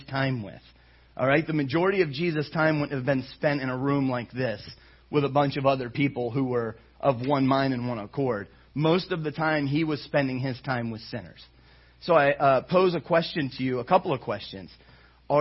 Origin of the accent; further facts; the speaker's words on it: Ohio, United States; moved away; I come from Ohio, and I came from a church there